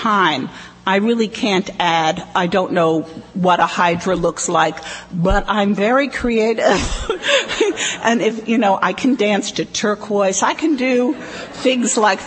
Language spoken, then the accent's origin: English; Brooklyn, New York, United States; I was raised in Brooklyn, in Flatbush, in a nice, I'd say, upper-middle-class Jewish family